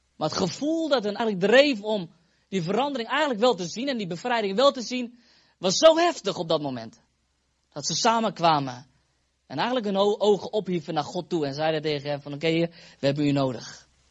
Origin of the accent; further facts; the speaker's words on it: Netherlands; now in Epen, Netherlands; Ik kom uit Fase, oorspronkelijk. We wonen nu in Epen